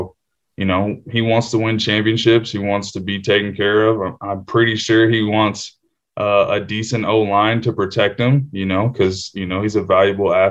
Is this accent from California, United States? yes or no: yes; Simi Valley, California, United States; my hometown in Simi Valley